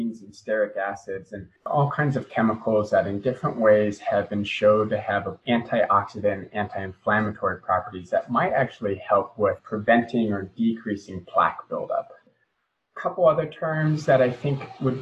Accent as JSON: {"language": "English", "town": "Boise", "region": "Idaho", "country": "United States", "tie": "born or raised there", "moved": "as an adult", "lives_now": "Providence, United States", "said": "I grew up in the Mountain West in Boise, Idaho"}